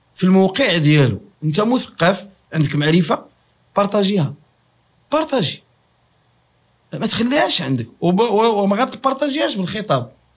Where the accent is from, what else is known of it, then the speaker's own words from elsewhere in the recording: Morocco; كمغاربه مسلمين